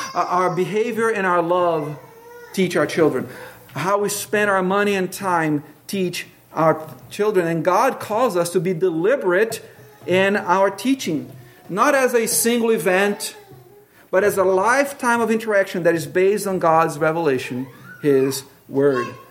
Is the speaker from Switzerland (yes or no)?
no; Brazil; moved away; I grew up with in Brazil